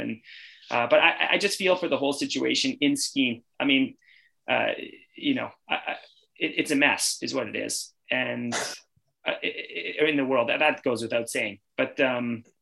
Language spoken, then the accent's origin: English; Canada; I'm Canadian